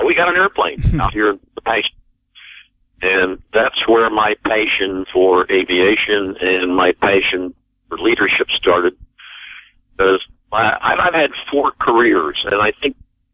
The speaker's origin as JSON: {"language": "English", "town": "Bedford", "region": "Iowa", "country": "United States", "tie": "born or raised there", "said": "I grew up in the Midwest. I grew up in Southwest Iowa on a farm near Bedford, Iowa"}